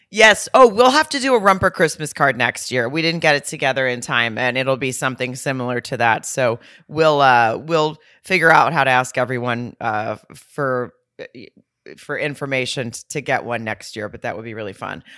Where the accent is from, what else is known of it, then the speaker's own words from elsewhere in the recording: Fayetteville, Arkansas, United States; right outside of my hometown in Fayetteville